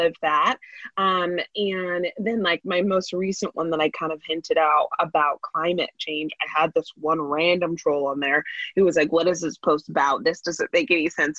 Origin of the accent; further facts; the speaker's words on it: Bay Area, California, United States; I grew up in the Bay Area